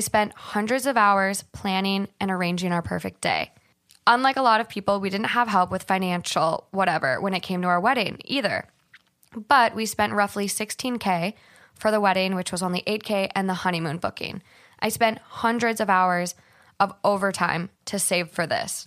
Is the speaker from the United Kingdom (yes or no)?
no; Hermantown, Minnesota, United States; moved away; I'm from Minnesota, but I actually grew up in Duluth, um, Hermantown more specifically, and I grew up on my family's hundred-year-old farm